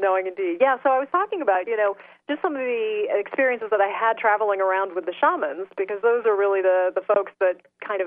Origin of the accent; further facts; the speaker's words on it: Salem, Massachusetts, United States; I grew up in Salem, Massachusetts